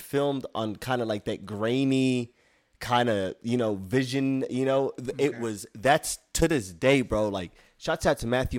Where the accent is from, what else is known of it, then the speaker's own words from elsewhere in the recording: Somalia; I'm Somalian, bro. I'm from East Africa. I got some Yemen blood in me from like the Middle East, but other than that, like I was born made in Africa.